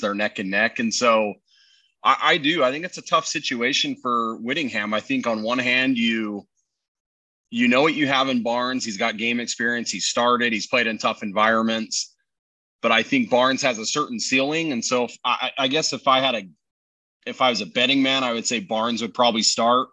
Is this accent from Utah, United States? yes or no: yes; Fruit Heights, Utah, United States; also born or lived in Farmington, Utah; we grew up in Farmington, Farmington and Fruit Heights